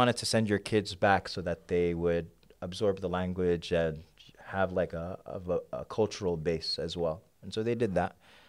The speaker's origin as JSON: {"language": "English", "country": "Sudan", "lives_now": "United States", "said": "I'm from Sudan."}